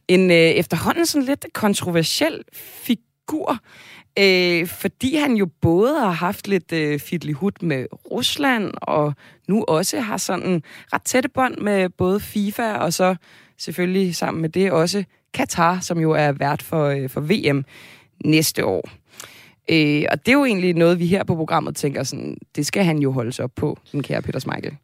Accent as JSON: {"language": "Danish", "region": "Zealand", "country": "Denmark", "tie": "born or raised there", "said": "Jeg er også født og opvokset på Sjælland"}